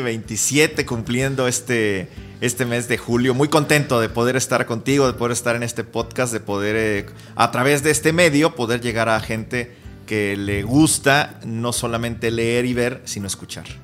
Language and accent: Spanish; Cuernavaca, Morelos, Mexico; now in Mexico City, Mexico; en Cuernavaca, de donde yo nací